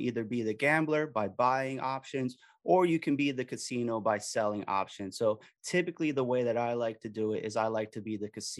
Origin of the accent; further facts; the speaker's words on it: Miami, Florida, United States; now in Philadelphia area, United States; I'm originally from Miami.